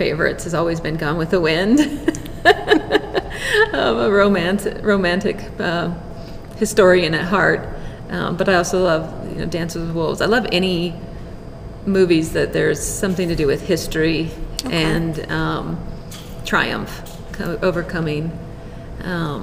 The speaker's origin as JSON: {"language": "English", "town": "Boulder", "region": "Colorado", "country": "United States", "tie": "born or raised there", "said": "I grew up in the Boulder area, so that's a little bit of home for me."}